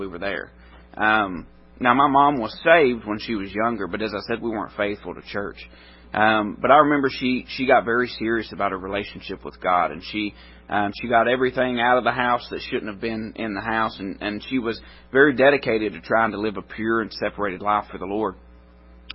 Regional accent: Middle Tennessee, United States; I grew up in Middle Tennessee

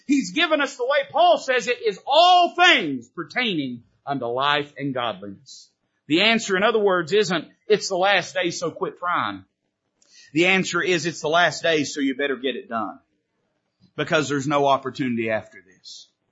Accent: United States; I'm not saying that I'm not proud to be an American

